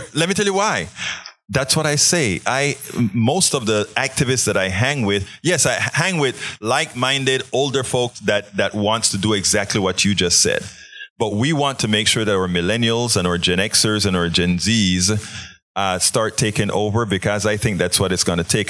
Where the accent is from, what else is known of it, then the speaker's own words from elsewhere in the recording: Panama; moved away; growing up in Panama